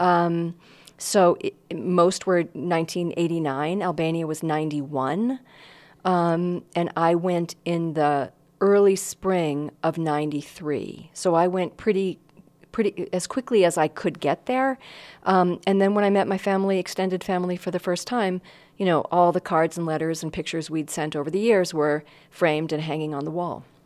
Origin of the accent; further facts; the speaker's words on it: Northeast, United States; I grew up in the Northeast